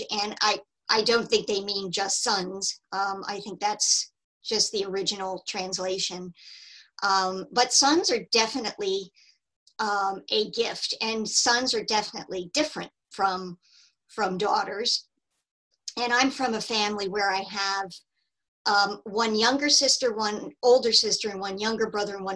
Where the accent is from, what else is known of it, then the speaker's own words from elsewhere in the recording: New Jersey, United States; moved away as an adult; I'm originally from New Jersey.